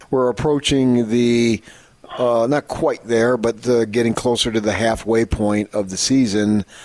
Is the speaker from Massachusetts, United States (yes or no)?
no; Phoenix, Arizona, United States; moved away; also born or lived in Los Angeles; I grew up in Phoenix and worked in the Los Angeles market here.